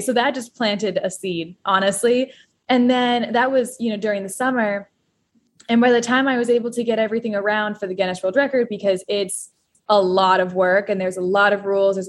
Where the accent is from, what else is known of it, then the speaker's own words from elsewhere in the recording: Daytona Beach, Florida, United States; moved away as an adult; now in New York, United States; the only two places in my hometown of Daytona Beach, Florida, that were open for 24 hours, that's a 7-Eleven and a Walmart.